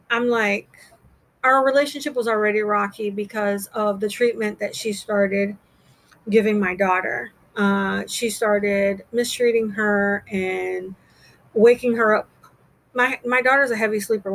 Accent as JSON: {"language": "English", "country": "United States", "tie": "born or raised there", "also_born_or_lived": "Montego Bay, Jamaica / Panama", "accent": "American", "moved": "as an adult", "lives_now": "Jamaica", "said": "I was adopted as a child in Central America, Panama. I was born in Jamaica, and my biological mother took me from Jamaica to Panama, and then they adopted me. My father was in the military, and I came into the country on his military orders"}